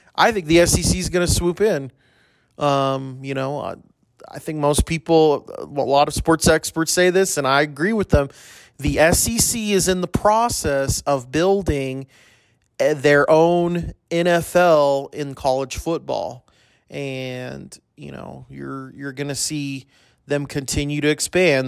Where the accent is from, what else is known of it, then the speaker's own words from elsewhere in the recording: El Paso, Texas, United States; I grew up in El Paso as a U T E P fan